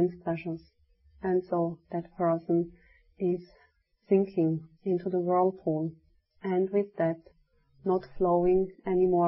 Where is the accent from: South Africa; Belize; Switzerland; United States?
Switzerland; moved away; I was telling them from Switzerland